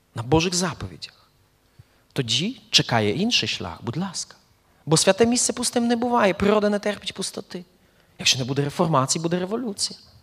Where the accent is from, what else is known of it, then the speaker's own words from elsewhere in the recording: eastern Poland, Poland; moved away as an adult; also born or lived in Belarus; now in Ukraine; я народився в Польщі, в східній Польщі, от, і пережив першу половину свого життя саме там